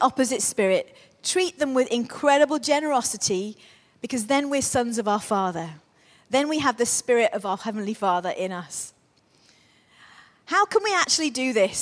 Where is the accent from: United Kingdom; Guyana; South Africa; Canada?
United Kingdom; Crewe, North West England; Crewe was very much, when I was growing up, we grew up in Crewe.